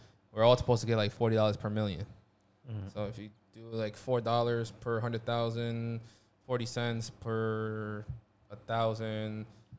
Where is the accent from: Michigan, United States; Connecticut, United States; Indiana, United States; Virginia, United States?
Connecticut, United States; Milford; I'm from Milford, Connecticut